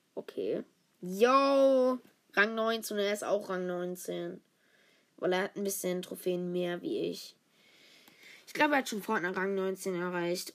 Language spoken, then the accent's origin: German; the South, Southern Germany, Germany; ich bin eigentlich aus dem Süden. Ich bin aus dem Süden, Süden.